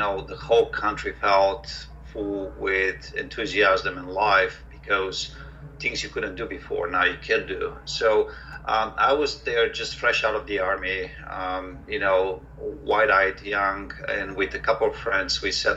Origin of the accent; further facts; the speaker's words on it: Bulgaria; moved away as an adult; also born or lived in New York, United States; now in United States; I'm originally from Bulgaria, came to the States for college back in 1992